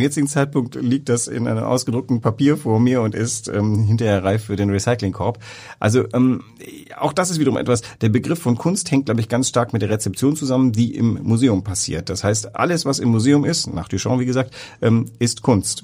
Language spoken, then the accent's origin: German; West Germany, Germany; als Wessi